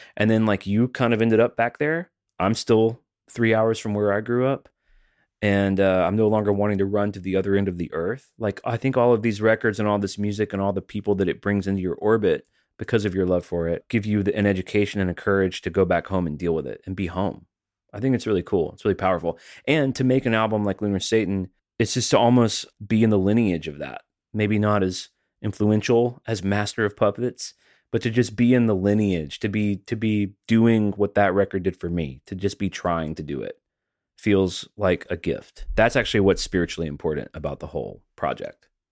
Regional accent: Alabama, United States; now in Tennessee, United States; I'm from Alabama. I live in Tennessee

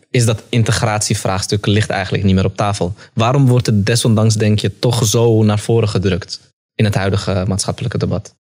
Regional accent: Amsterdam, North Holland, Netherlands; ik ben in de Belmar opgegroeid

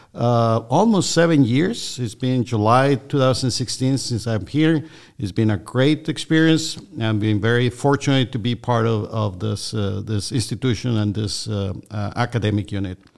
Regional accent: Mexico; moved away as an adult; also born or lived in Minnesota, United States; now in Georgia, United States; I'm originally from Mexico

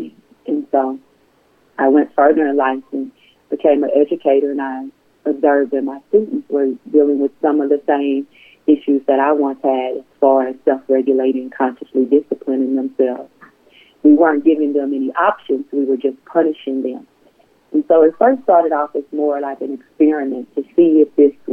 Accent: United States; I'm African American

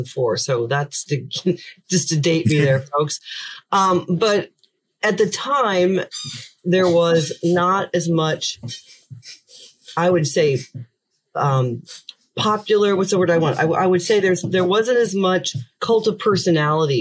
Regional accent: Indiana, United States; moved away as an adult; also born or lived in Orlando, Florida / Washington, D.C.; now in Dublin, Ireland; I grew up in Indiana

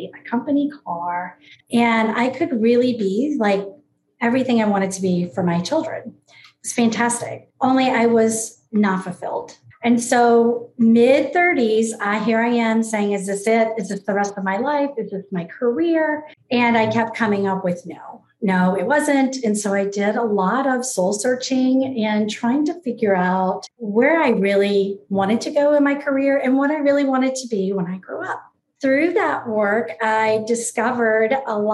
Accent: New Orleans, Louisiana, United States; moved away as an adult; also born or lived in Gainesville, Florida / West Coast of Florida; I was born and raised in New Orleans, Louisiana.

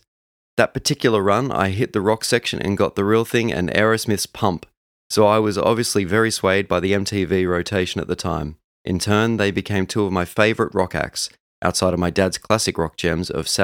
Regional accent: Canada; My own entry point to … is very much the standard for most 90s kids. Growing up in Canada, they were in heavy rotation on Much Music

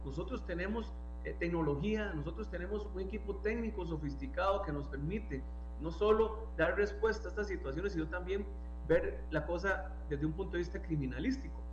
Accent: Costa Rica; como costarricenses

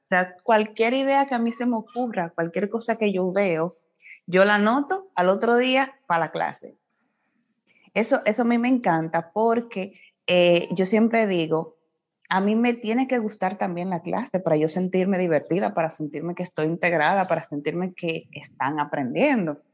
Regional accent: Puerto Plata, Dominican Republic; yo soy de Puerto Plata, ese es mi pueblo natal, orgullosamente de allá

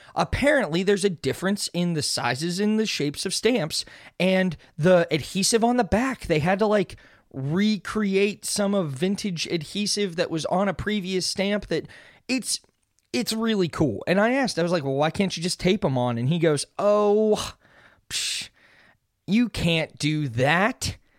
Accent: Pittsburgh, Pennsylvania, United States; I'm from Pittsburgh

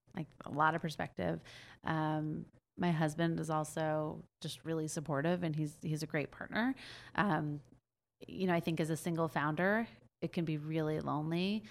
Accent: New York, United States; I'm from New York

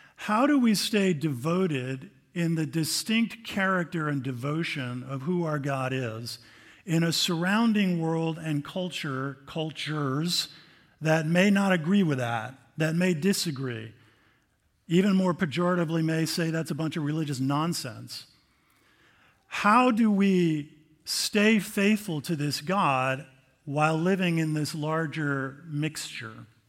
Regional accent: United States; I'm an American

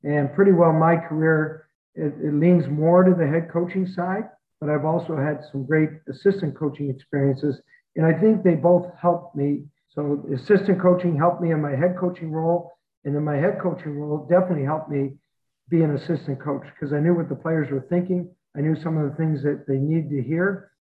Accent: Nova Scotia, Canada; moved away; I'm a guy from Nova Scotia, never played in the NHL.

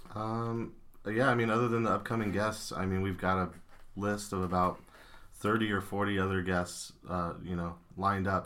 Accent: Hastings, Nebraska, United States; also born or lived in Quincy, Illinois / Grand Island, Nebraska; now in Omaha, United States; lived in Hastings for about fifteen years, and then I went to high school in Grand Island

